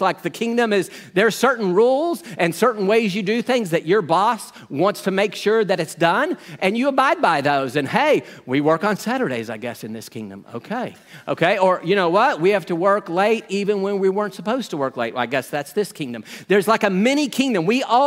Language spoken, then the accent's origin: English; United States; we're from America. We're, you know, a lot of us are 10. We've never lived under a king